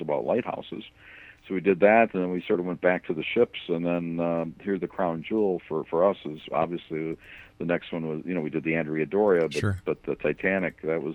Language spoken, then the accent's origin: English; United States; I grew up between Chicago and Milwaukee on Lake Michigan